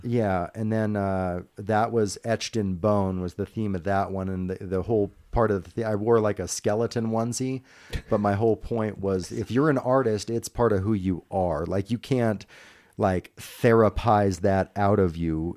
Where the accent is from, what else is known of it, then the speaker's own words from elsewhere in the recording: Grass Valley, California, United States; also born or lived in Washington, D.C. area, Virginia; now in Reno, United States; I was raised about an hour and a half west in a little town called Grass Valley, California